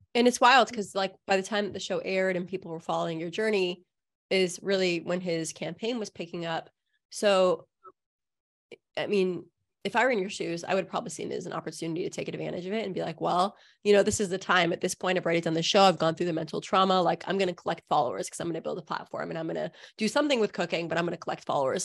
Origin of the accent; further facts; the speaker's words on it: Southern California, United States; I also grew up in a community that was pretty liberal, honestly. Like, I grew up in Southern California.